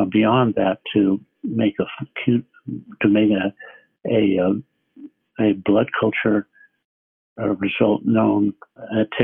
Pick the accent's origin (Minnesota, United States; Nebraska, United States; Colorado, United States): Nebraska, United States; eastern; I grew up in a small town in eastern Nebraska